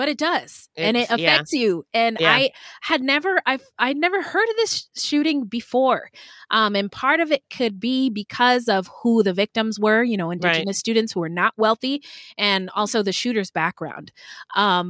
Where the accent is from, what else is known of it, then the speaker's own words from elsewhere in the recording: Pacific Northwest, United States; I was a fat little black girl growing up in the Pacific Northwest